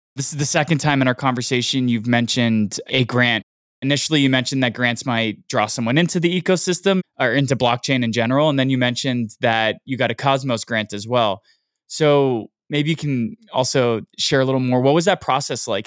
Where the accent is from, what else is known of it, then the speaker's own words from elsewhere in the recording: United States; I'm American